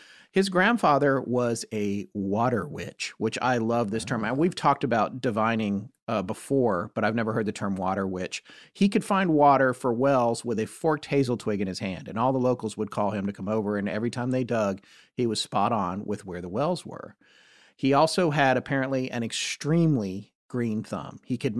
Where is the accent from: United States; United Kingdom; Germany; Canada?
United States; the South; I mean, I'm from the South, but I don't know.